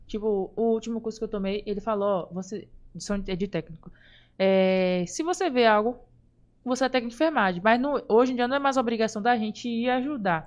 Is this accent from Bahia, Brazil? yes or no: yes; Lauro de Freitas, Bahia, Brazil; also born or lived in Salvador, Bahia; eu sou de Salvador, Cosme de Farias